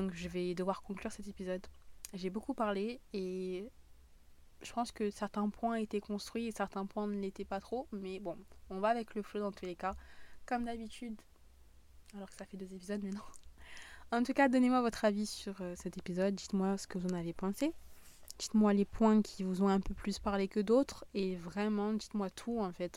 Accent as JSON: {"language": "French", "region": "southern France", "country": "France", "accent": "southern", "said": "mon accent du sud est vraiment en train de revenir"}